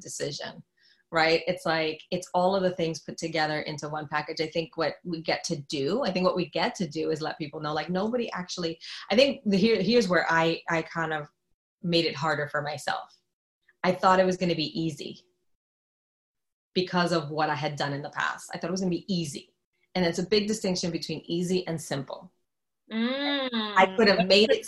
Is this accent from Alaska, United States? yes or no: no; New York, United States; I'm from New York